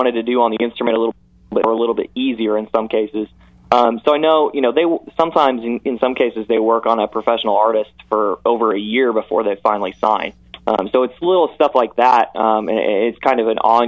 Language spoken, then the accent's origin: English; Indianapolis, Indiana, United States; I grew up in Indianapolis